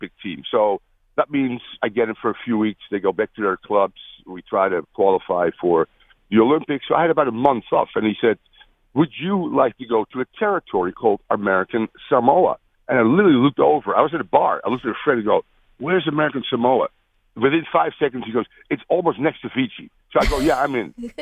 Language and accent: English; Netherlands; moved away; I'm from the Netherlands